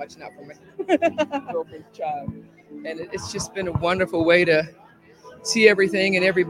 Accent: Springfield, Missouri, United States; I am from Springfield, Missouri.

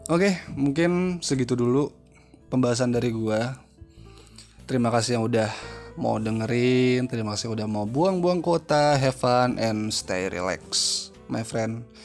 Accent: Jakarta, Indonesia; also born or lived in East Java; karena gue gede di Jakarta ya makanya gue paham gitu ya tapi harusnya gue lama di Jawa Timur harusnya gue juga paham dong

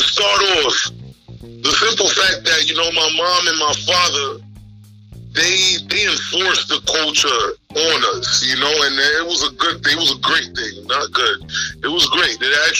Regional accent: New York City, New York, United States; you know, born and raised in New York City, representing the Garifuna culture

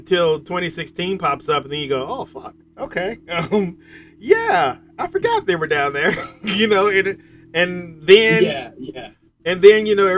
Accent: Norfolk, Virginia, United States; I'm from Norfolk

